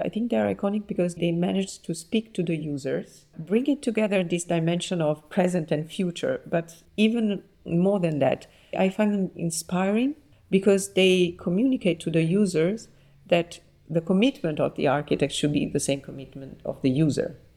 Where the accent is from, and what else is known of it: Naples, Campania, Italy; born or raised there; moved away